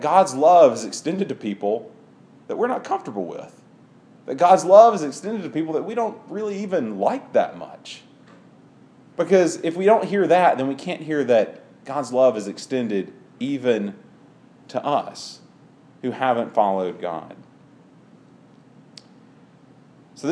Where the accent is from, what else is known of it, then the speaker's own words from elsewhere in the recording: Clinton, Mississippi, United States; I grew up in Clinton, around Jackson, and Clinton has a rivalry with Madison. And Madison is per capita the richest town in Mississippi.